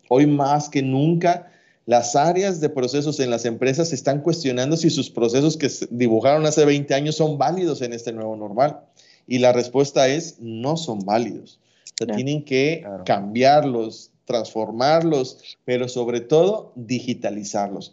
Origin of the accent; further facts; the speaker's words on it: Mexico; como mexicanos medios